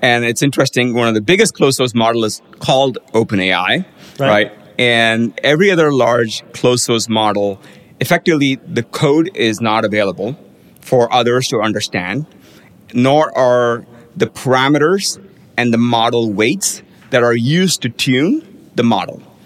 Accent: India; now in United States; I grew up in India where at that point in time, everybody had to ride a motorized two-wheeler

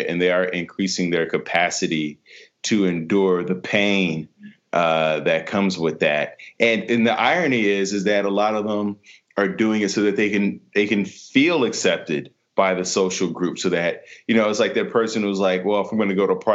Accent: Chicago, Illinois, United States; now in Los Angeles, United States; I'm from Chicago

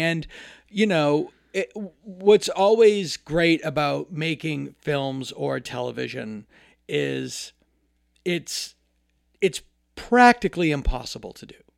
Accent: Hopedale, Massachusetts, United States; moved away as an adult; now in Los Angeles, United States; My childhood address was nine Cemetery Street and, um, in Hopedale, Massachusetts, a very small town.

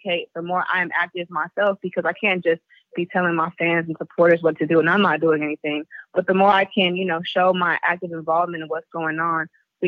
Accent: the Bay Area, California, United States; I'm from the Bay.

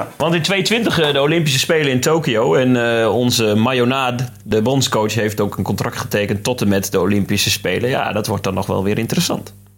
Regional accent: Drenthe, Netherlands; als Drent

